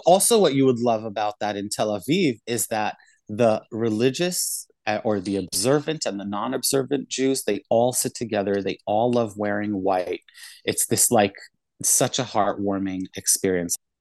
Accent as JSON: {"language": "English", "country": "Israel", "tie": "born or raised there", "also_born_or_lived": "South Africa / Cape Town", "moved": "as an adult", "lives_now": "New York, United States", "said": "Then we moved to Israel, where I mainly grew up"}